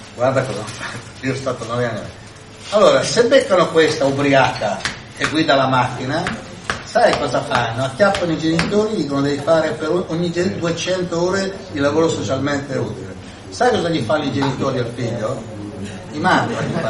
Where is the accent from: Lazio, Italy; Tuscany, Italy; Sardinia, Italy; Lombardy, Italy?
Lombardy, Italy; Milan; io vengo da Milano